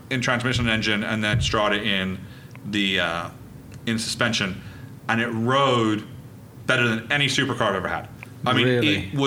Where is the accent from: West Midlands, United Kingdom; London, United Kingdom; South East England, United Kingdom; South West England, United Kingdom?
South East England, United Kingdom; Reading; I was born in Reading